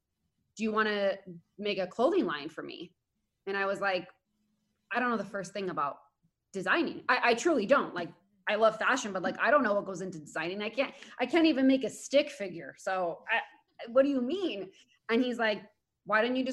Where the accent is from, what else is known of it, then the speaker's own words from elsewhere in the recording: Spain; now in United States; I grew up in Spain